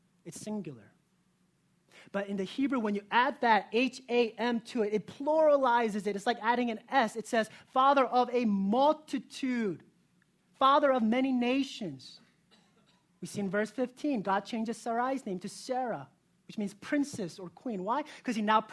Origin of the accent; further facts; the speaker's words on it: South Korea; moved away; I was born in South Korea